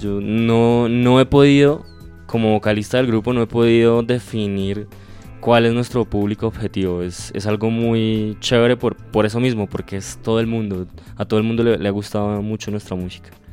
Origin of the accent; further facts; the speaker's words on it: Cajicá, Cundinamarca, Colombia; nosotros somos de Cajicá